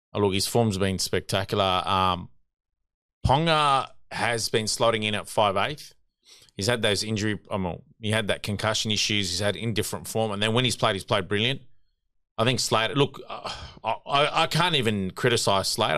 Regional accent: New South Wales, Australia; my home state

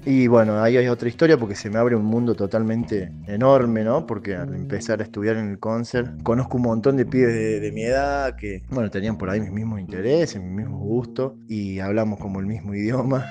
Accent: Córdoba, Argentina; moved away as an adult; also born or lived in Las Toscas, Santa Fe; now in Salta, Argentina; Nací en Córdoba, ahí a los meses de nacer nos mudamos a Santa Fe, a Las Toscas, a los seis años volvimos a Córdoba. Así que ahí estuve, bueno, toda mi, infancia, va, la segunda parte de mi infancia, mi adolescencia y parte de mi adultez en Córdoba.

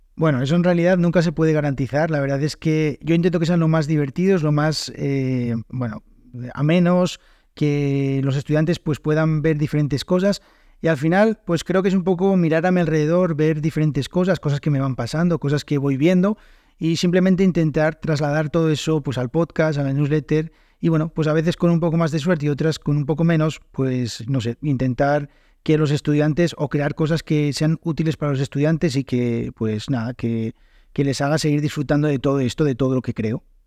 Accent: Spain; first language Spanish

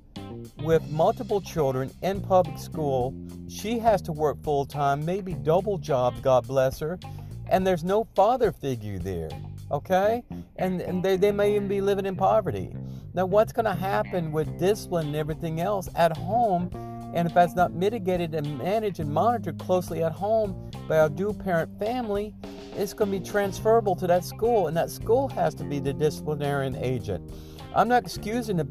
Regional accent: North Central Louisiana, United States; I grew up in the Deep South in rural America

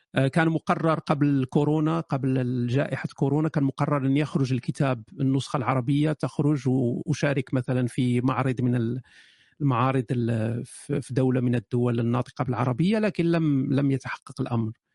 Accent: Morocco; moved away as an adult; also born or lived in Germany; أنا شاب مغربي عشت في المغرب إلى سن 18

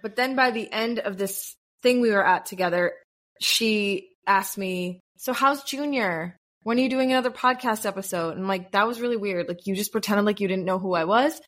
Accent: United States; moved away as an adult; now in Tel Aviv, Israel; as an American in Israel

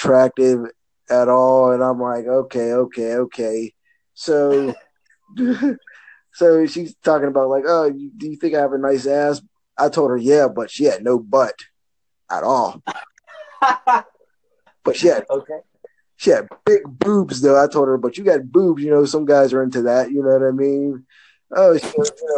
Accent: Pittsburgh, Pennsylvania, United States; I'm from Pittsburgh

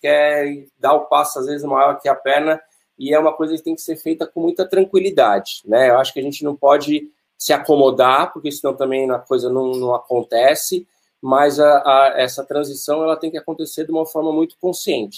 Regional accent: Atibaia, São Paulo, Brazil; eu nasci em São Paulo e eu morava no apartamento, andava de bicicleta no corredor do prédio e meu pai veio para Atibaia e nos trouxe

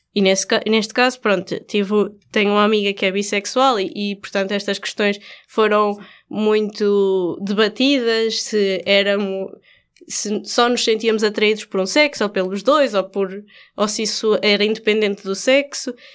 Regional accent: Coimbra, Centro, Portugal; moved away; Conheci aqui o Ricardo na minha cidade natal, Coimbra

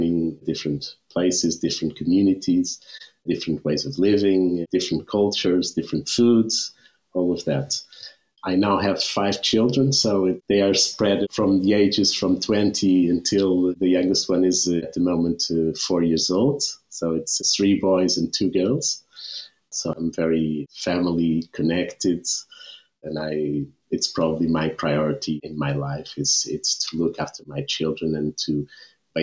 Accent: Lisbon, Portugal; I was born in Lisbon.

